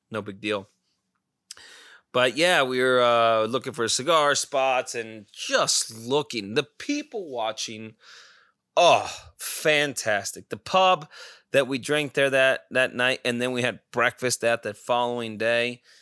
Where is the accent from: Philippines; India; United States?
United States; Scottsdale, Arizona; we did say yeah we're from Scottsdale area